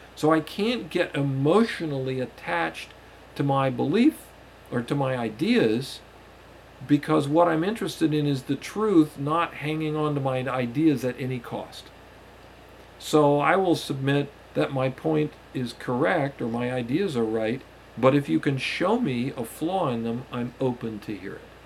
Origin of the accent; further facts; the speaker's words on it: United States; the society in which I was raised here in the United States